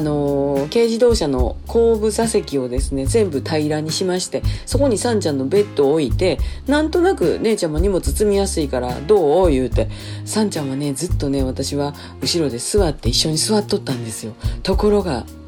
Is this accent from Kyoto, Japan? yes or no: no; Tondabayashi, Osaka, Japan; 私の実家の富田林の方に移動してまいりました